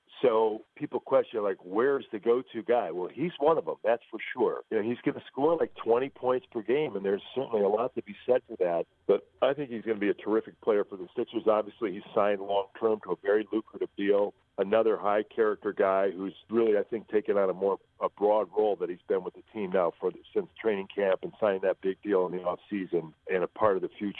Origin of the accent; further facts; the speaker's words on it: Illinois, United States; moved away as an adult; now in Philadelphia, United States; I grew up in Illinois